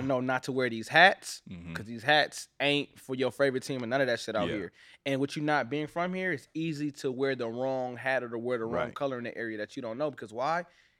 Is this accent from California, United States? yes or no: yes; Los Angeles, California, United States; Like, I'm from Watts. Like, and so, like, I grew up on Century and Bandera. That right there, that's, and I say, like, Main and San Pedro, like going, you know, even going down Manchester.